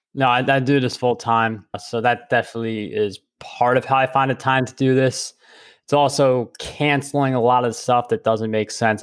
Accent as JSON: {"language": "English", "region": "New York", "country": "United States", "said": "I'm a New Yorker"}